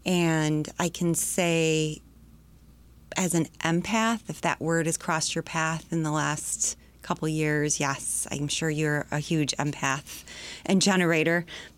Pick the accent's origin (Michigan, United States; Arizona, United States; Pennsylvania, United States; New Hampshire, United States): Michigan, United States; Sterling Heights; also born or lived in Detroit / Macomb Township / Wyandotte; I grew up, I started in Detroit proper, and then we moved out to the suburbs north, Sterling Heights, out to Macomb Township.